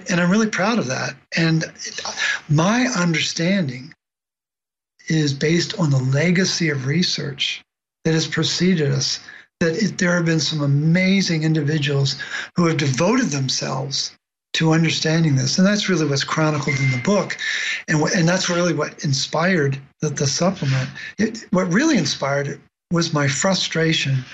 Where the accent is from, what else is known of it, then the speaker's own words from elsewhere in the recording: Baltimore, Maryland, United States; I grew up in Baltimore